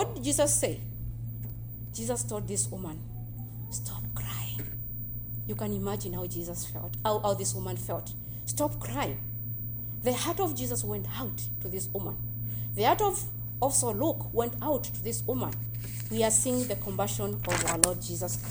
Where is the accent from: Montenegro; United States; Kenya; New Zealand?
Kenya; moved away; I am from Kenya. And in our culture back in Kenya